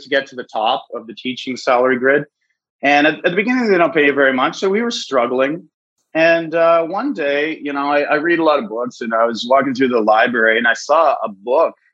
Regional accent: Orillia, Ontario, Canada; moved away as an adult; also born or lived in Barrie, Ontario / Ottawa / Japan / Korea; I moved back to my hometown of Orillia, Ontario, that I'd been away from for about 20 years

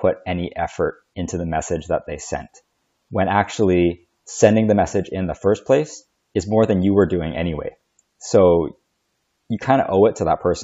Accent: Canada; I know I'm Chinese, but I grew up in Canada

